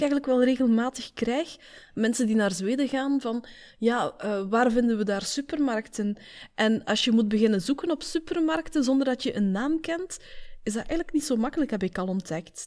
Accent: Belgium; Wij zeggen daar muizenstrontjes tegen

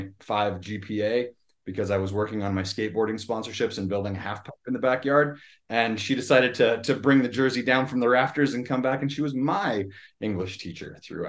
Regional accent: Edgemont, South Dakota, United States; I grew up in Edgemont, a town of about 500 people that I'm sure every South Dakotan and every listener outside is going to know.

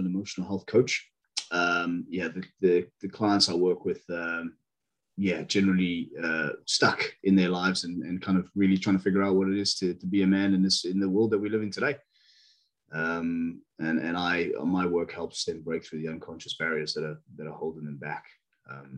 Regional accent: South Africa; also born or lived in Bristol, United Kingdom; now in United Kingdom; I'm from South Africa, but I'm currently just outside Bristol in the UK

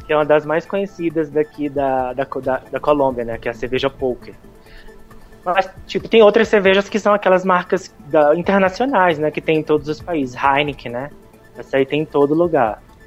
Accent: Brazil; moved away; nós somos brasileiros

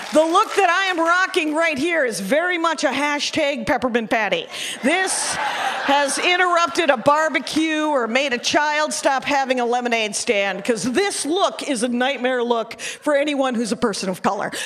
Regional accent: Wisconsin, United States; I'm from Wisconsin

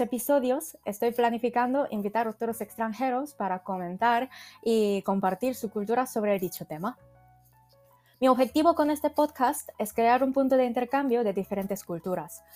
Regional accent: South Korea; Spanish is a second language; moved away as an adult; now in Spain; vengo de Corea

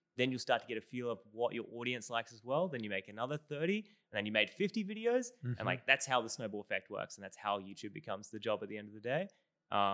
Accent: Australia; accent: Australian; my Australian accent

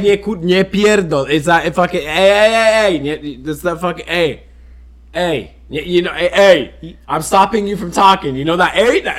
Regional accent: France; Yeah, I grew up in France. I was so cultured, is what I'm saying.

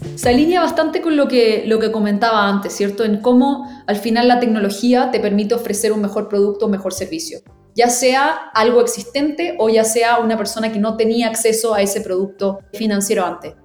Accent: Chile; yo soy chilena

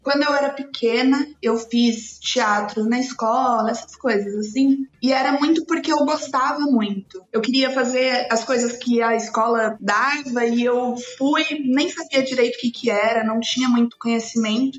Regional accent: São Paulo, Brazil; also born or lived in Presidente Prudente; Eu nasci aqui em São Paulo mesmo. Daí eu morei aqui em São Paulo minha infância inteira e fui para Presidente Prudente.

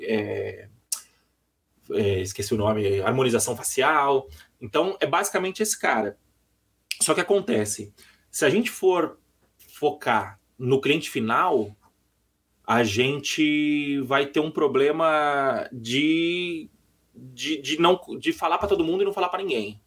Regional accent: São Paulo, Brazil; sou de São Paulo

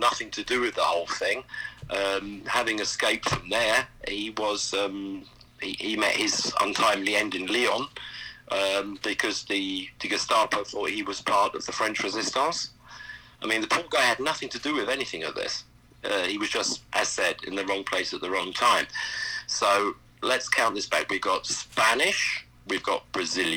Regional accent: South East England, United Kingdom; accent: English; moved away as an adult; also born or lived in Germany; I'm from the southeast of England. That's where I was kind of like raised.

